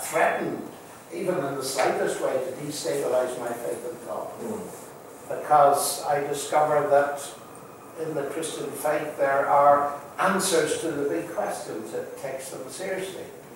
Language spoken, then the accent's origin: English; Northern Ireland, United Kingdom; moved away; I come from Northern Ireland, but I had very unusual parents.